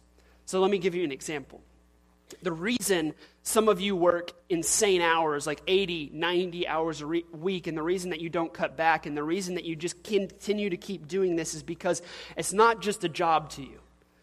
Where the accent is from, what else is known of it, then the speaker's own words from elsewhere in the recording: Louisiana, United States; and I'm an oil-filled guy, and I'm from South Louisiana, and I drive a big truck, and that's my identification.